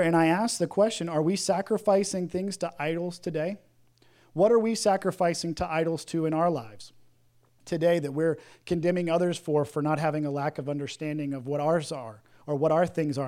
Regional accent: the South, United States; growing up in the South

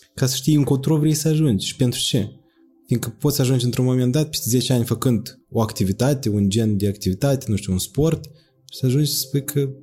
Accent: Moldova

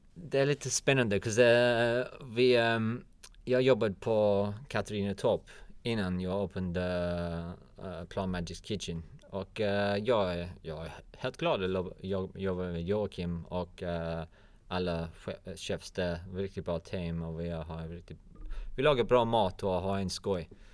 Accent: London, United Kingdom; Swedish is a second language; moved away as an adult; now in Malmö, Sweden; Jag kommer från London

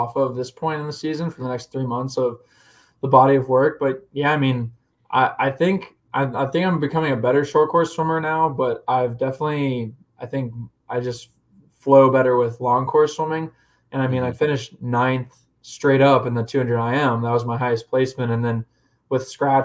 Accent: Indiana, United States; I grew up with him in Indiana

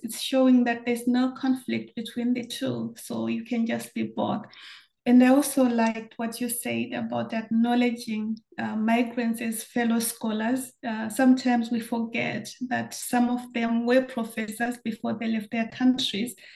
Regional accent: Zimbabwe; moved away as an adult; also born or lived in Germany; growing up in Zimbabwe

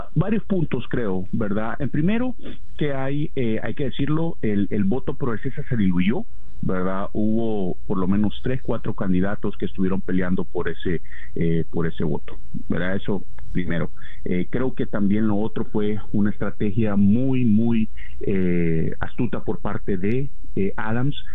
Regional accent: Venezuela; en nuestro país

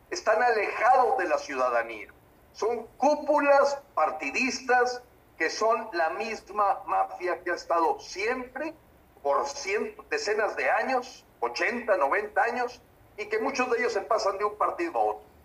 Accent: Mexico; Claro que somos la piedra en el zapato y somos los mexicanos que siempre hemos sido congruentes

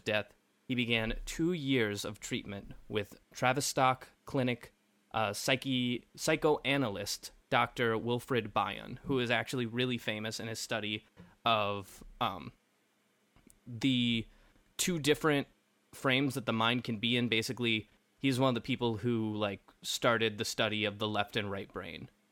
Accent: Kentucky, United States; I was raised in Kentucky

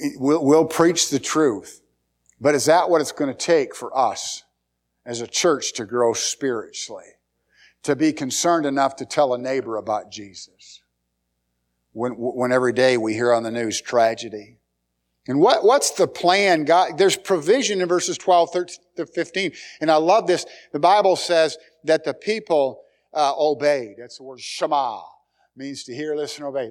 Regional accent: United States

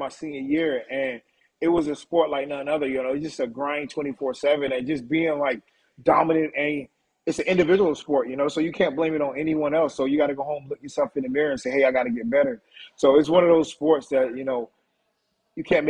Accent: Wilmington, North Carolina, United States; growing up in Wilmington, North Carolina has been, you know, pleasant.

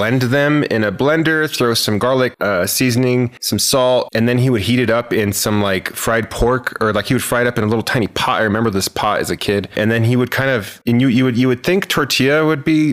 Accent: Santa Fe, New Mexico, United States; I am from the state capital of Santa Fe, New Mexico. I was born there.

